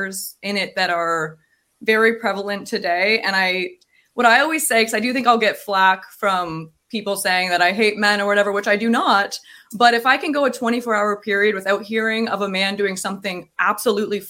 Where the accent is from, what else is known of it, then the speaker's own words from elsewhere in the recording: Tyendinaga Mohawk Territory, Ontario, Canada; I'm from Tyendinaga Mohawk territory.